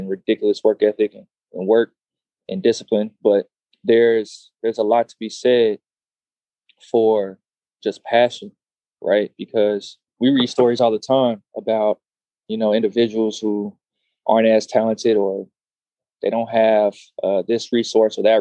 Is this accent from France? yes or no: no; Austin, Texas, United States; So I'm from Austin, Texas. Born and raised